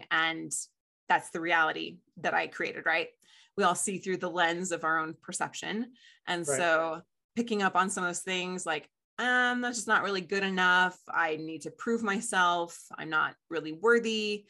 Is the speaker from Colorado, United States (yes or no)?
yes; Colorado, United States; also born or lived in Ohio / Chicago; I was born in Denver, Colorado, and then we moved to Ohio and then to Chicago and then back to Colorado.